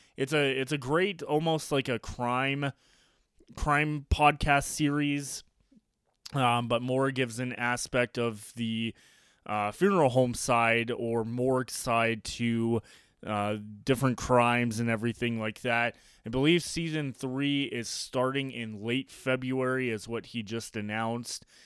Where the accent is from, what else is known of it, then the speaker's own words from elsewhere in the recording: Colorado Springs, Colorado, United States; I grew up here in Colorado Springs watching the Colorado Springs Sky Sox.